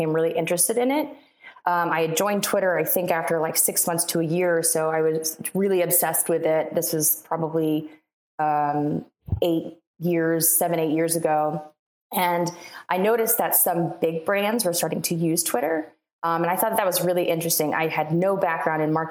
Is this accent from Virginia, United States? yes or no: yes; Richmond, Virginia, United States; moved away as an adult; also born or lived in Radford, Virginia; now in Charlotte, United States; I'm from Virginia. I'm in Charlotte, North Carolina now, but I'm from Richmond, Virginia